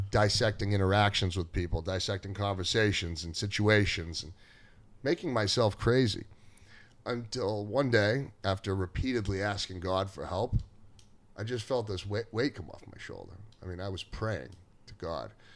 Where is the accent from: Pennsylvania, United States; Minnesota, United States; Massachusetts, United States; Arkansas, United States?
Massachusetts, United States; Gloucester; I grew up in Gloucester, and I went to Gloucester High School, then I went to Salem State afterwards